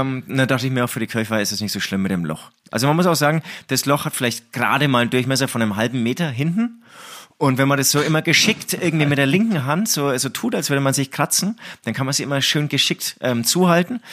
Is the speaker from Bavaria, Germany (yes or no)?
yes; Herzogenaurach, Bavaria, Germany; moved away as an adult; ich komme aus Herzogenaurach